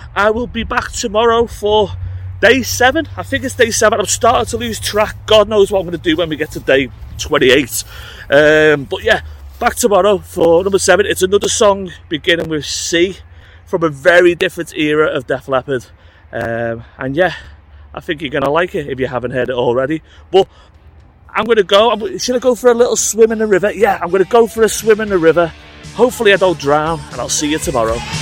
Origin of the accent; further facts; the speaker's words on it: United Kingdom; I'm British